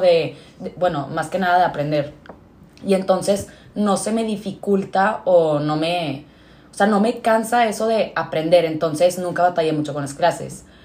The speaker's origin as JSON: {"language": "Spanish", "town": "Monterrey", "region": "Nuevo León", "country": "Mexico", "tie": "born or raised there", "said": "toda mi vida he vivido aquí en Monterrey"}